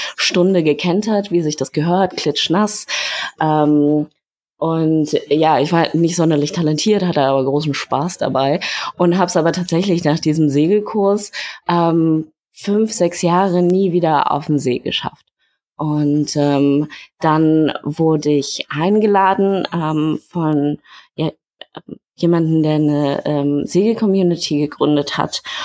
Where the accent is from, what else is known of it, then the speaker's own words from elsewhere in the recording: Berlin, Germany; moved away; also born or lived in Hamburg; ich komme aus Berlin. Ich habe in ähm, Berlin und Hamburg studiert.